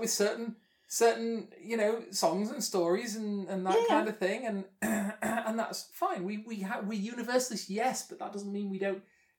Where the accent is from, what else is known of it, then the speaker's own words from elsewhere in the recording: Scotland, United Kingdom; now in Derbyshire, United Kingdom; I'm a Scot. I'm claiming Scottishness